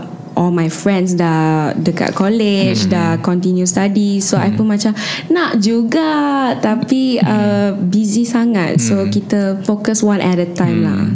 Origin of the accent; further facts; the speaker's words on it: Klang, Selangor, Malaysia; I berasal dari Kelang